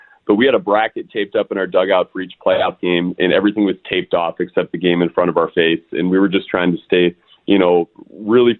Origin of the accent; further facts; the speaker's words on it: St. Louis Park, Minnesota, United States; also born or lived in Arizona; I'm born and raised in St. Louis Park, moved away, lived in Arizona for 4 years, then came back